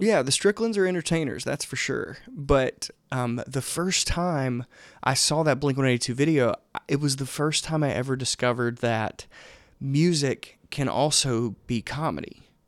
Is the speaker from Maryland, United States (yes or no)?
no; Laurel, Mississippi, United States; now in Athens, Georgia, United States; I grew up in a small town called Laurel, Mississippi.